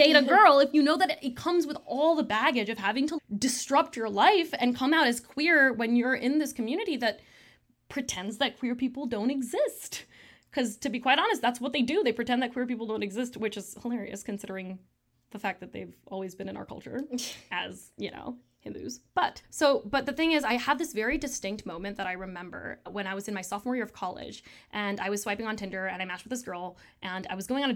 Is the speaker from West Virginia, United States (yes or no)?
no; Michigan, United States; I'm Tamil American, and born and raised in Michigan